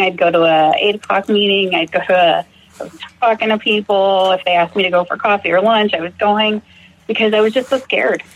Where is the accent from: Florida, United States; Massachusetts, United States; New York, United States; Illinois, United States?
Massachusetts, United States; now in Fort Worth, United States; I grew up in Massachusetts